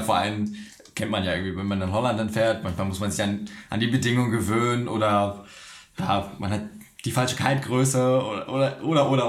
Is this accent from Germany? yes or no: yes; Düsseldorf, North Rhine-Westphalia, Germany; zwei Jungs aus Düsseldorf